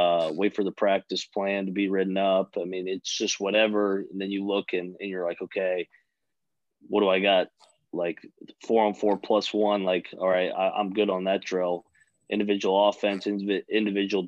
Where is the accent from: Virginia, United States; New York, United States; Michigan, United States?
Virginia, United States; Fairfax; moved away as an adult; I'm from Fairfax